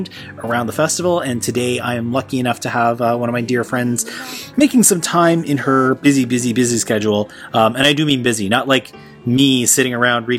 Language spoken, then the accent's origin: English; Toronto, Ontario, Canada; in my hometown of Toronto, Canada